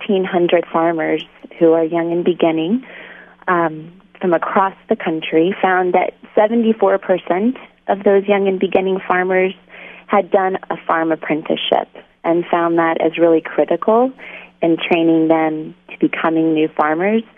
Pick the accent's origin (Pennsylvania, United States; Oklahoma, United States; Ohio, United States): Oklahoma, United States; also born or lived in California; I'm originally from Oklahoma